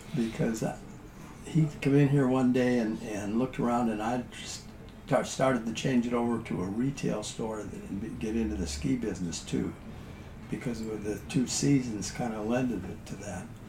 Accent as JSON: {"language": "English", "region": "South Dakota", "country": "United States", "moved": "yes", "said": "I was a guy from South Dakota"}